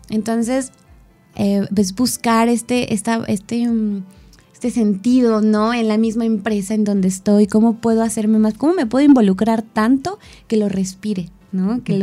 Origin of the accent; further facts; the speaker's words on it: Mexico City, Mexico; now in Cuernavaca, Mexico; vengo de la Ciudad de México, todas mis amistades se quedaron allá, bueno, varias, ¿no? Y llegó a Cuerna y entonces me empecé a sentir sola.